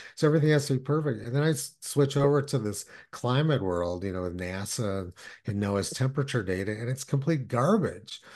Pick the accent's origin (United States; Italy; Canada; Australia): United States; Los Alamos, New Mexico; I was born and raised in Los Alamos, New Mexico